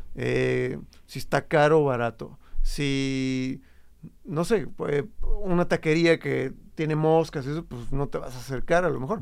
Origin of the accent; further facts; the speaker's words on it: Jojutla, Morelos, Mexico; now in Guadalajara, Mexico; yo soy de Jojutla, Morelos